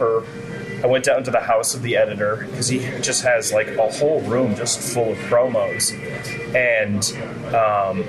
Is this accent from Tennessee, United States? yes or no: no; Gloucester, Massachusetts, United States; also born or lived in Arizona; I'm from New England. I was actually born in Gloucester